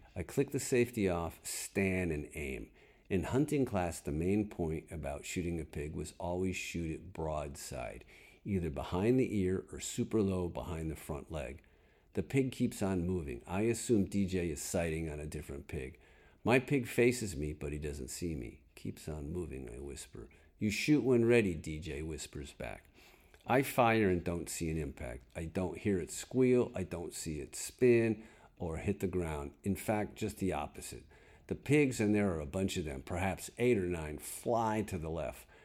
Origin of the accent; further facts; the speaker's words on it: Connecticut, United States; moved away; I know snow. I'm from Connecticut